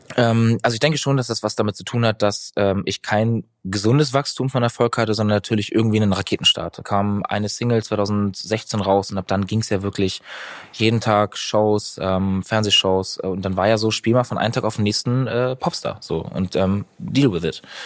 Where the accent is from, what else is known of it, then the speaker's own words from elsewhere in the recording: Northern Germany, Germany; Norddeutschland ist einfach meine Heimat. Ich liebe das Meer. Ich liebe die Ostsee. Ich bin da groß geworden